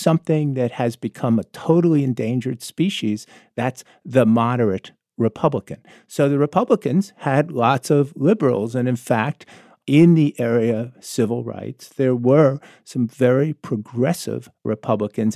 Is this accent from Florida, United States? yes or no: yes; South Florida, United States; I grew up in South Florida